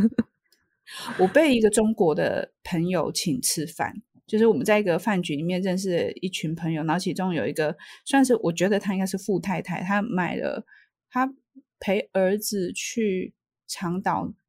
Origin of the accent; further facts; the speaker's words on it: Taiwan; 我从台湾来